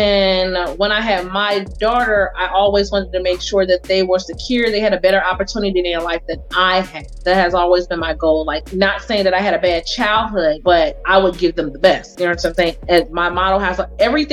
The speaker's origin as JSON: {"language": "English", "town": "St. Louis", "region": "Missouri", "country": "United States", "moved": "yes", "said": "I came from St. Louis, Missouri"}